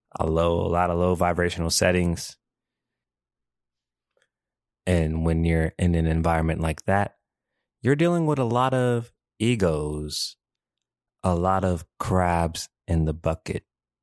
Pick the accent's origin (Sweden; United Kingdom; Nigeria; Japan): Japan; also born or lived in Mississippi, United States; now in United States; It's funny how I grew up, because growing up in Japan, I was that guy. I felt, you know, I was that guy. You couldn't tell me nothing. I was that guy. And then when I moved to Mississippi, it's like I was that guy, but I had to do it humbly.